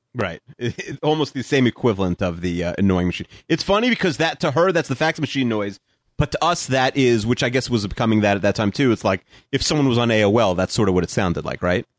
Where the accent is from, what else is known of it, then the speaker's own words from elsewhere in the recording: Long Island, New York, United States; I'm from Long Island, but we're only, where I live is only like a ten minute drive from, like, Queens